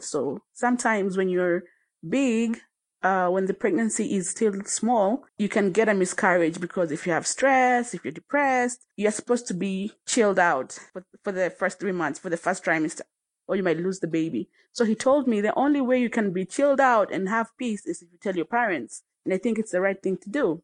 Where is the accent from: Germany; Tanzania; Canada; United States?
Tanzania; now in Kenya; I was born in Kenya, but raised in Tanzania. I currently live in Kenya